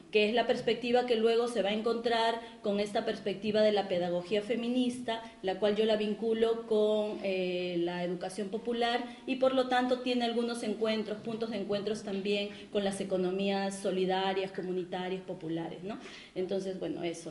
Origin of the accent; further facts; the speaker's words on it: Peru; en mi país, en el caso del Perú